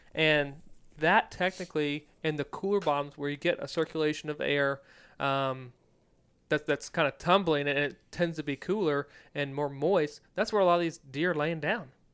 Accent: Virginia, United States; moved away; growing up in Virginia.

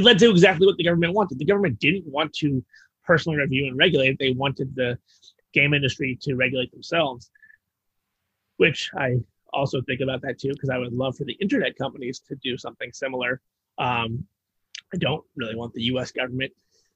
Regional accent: United States; as an American

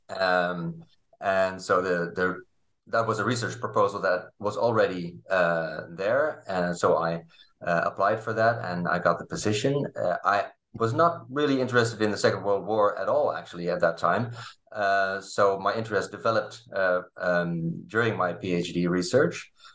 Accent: Leiden, South Holland, Netherlands; I grew up in, uh, in Leiden, in the Netherlands

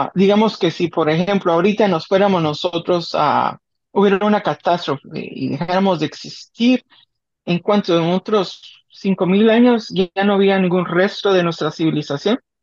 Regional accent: Guatemala; moved away

